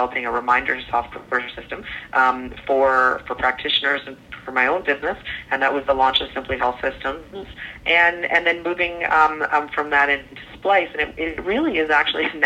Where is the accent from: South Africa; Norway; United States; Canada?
Canada; Calgary, Alberta; I grew up in Calgary, Alberta, Canada